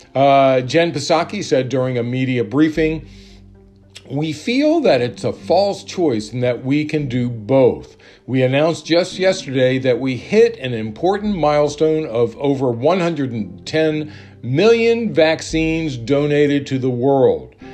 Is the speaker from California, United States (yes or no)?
no; Maryland, United States; Maryland, my home state